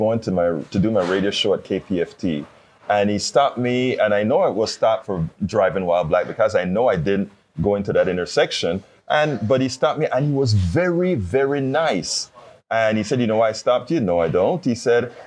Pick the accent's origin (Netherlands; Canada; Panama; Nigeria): Panama; I'm from Panama